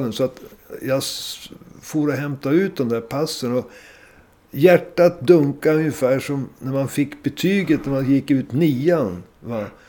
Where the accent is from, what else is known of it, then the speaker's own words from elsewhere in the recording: Sweden; vi, vi kom från Sverige